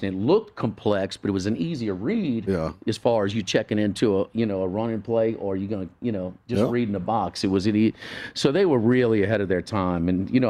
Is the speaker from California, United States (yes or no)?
no; New Orleans, Louisiana, United States; now in Baton Rouge, United States; I grew up in New Orleans and I live in Baton Rouge. I've been in South Louisiana my whole life